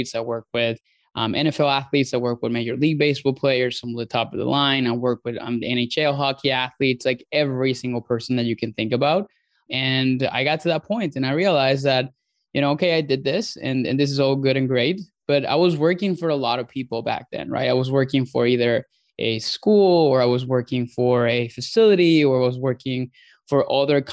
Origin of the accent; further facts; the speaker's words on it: Puerto La Cruz, Anzoátegui, Venezuela; So I was born in Venezuela, so born and raised there. So grew up down in a small town called Puerto La Cruz.